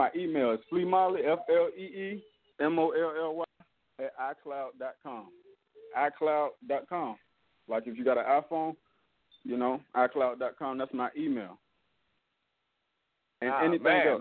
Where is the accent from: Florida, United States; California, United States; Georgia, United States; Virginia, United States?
Virginia, United States; Norfolk; I'm from Norfolk, Virginia. I was raised in Berkeley. You know, that's an area in South Norfolk